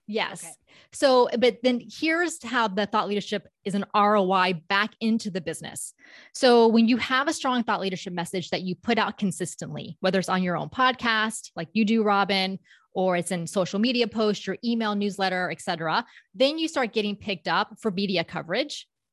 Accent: Palm Beach County, South Florida, United States; moved away as an adult; now in Orlando, United States; I was born and raised in South Florida, so the Palm Beach County area.

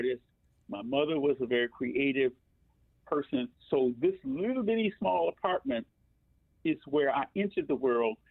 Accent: Chicago, Illinois, United States; I was born on the south side of Chicago

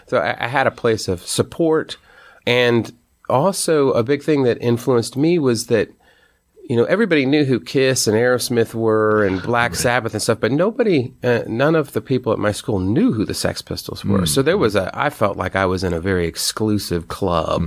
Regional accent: United States; an American hardcore musician

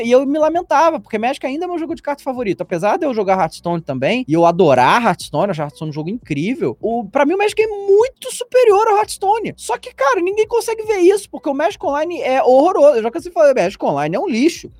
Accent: Rio de Janeiro, Brazil; moved away as an adult; now in São Paulo, Brazil; eu sou do Rio de Janeiro, né? Eu me mudei há um ano atrás, aqui para São Paulo agora

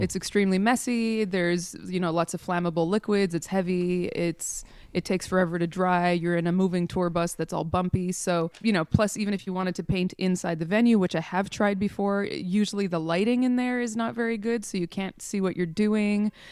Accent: Montreal, Quebec, Canada; moved away as an adult; now in Europe; I was born in Montreal, in Canada.

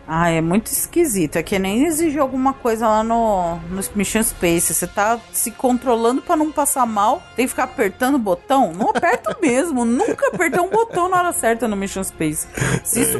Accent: Brazil; a gente é brasileiro e brasileiro

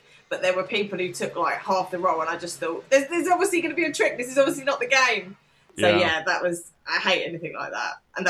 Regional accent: England, United Kingdom; and like, we are English.

